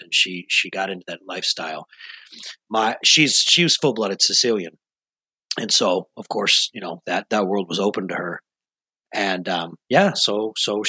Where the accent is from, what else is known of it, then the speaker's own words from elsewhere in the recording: Rochester, New York, United States; I was born and raised in Rochester, New York, long, long, long time ago.